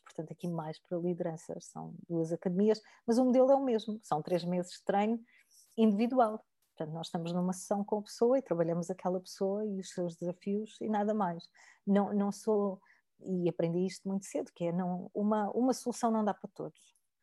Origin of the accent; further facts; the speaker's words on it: Algarve, Portugal; eu venho do Algarve, de famílias humildes